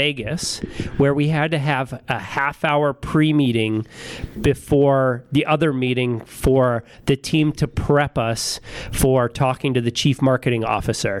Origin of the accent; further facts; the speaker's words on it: Regina, Saskatchewan, Canada; I'm born and raised in Regina